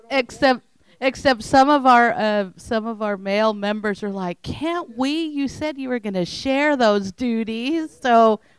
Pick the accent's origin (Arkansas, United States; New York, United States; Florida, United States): Arkansas, United States; Paragould; from Paragould, Arkansas and I'm a member of the Paragould Lions Club.